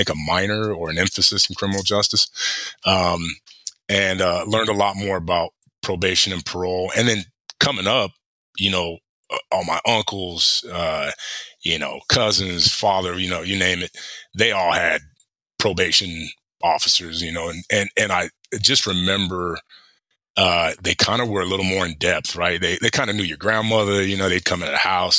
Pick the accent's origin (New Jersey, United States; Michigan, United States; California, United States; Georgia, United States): California, United States; Palm Springs; moved away as an adult; also born or lived in Pocatello, Idaho; I come from Palm Springs, the desert. In January it's 70 degrees